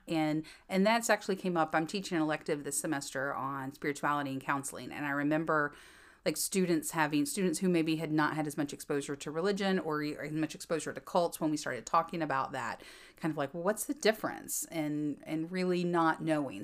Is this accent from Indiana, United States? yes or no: no; Fraser fir capital of the world, North Carolina, United States; moved away as an adult; I am from the Fraser fir capital of the world